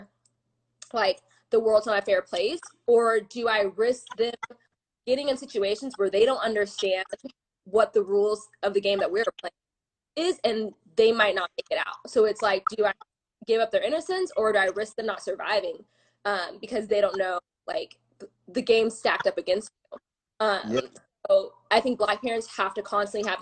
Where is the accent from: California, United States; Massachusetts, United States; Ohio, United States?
California, United States; Claremont; Claremont is a very sheltered place